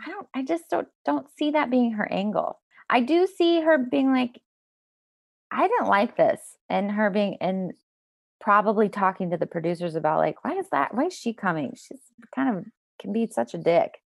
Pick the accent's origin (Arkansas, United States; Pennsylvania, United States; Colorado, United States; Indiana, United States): Colorado, United States; Denver; moved away; also born or lived in Toronto; I grew up in Colorado and Denver